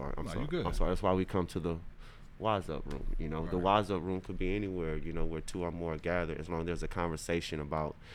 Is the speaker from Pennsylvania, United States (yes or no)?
no; Crowley, Louisiana, United States; also born or lived in California; I'm from Crowley, you know, raised in California kinda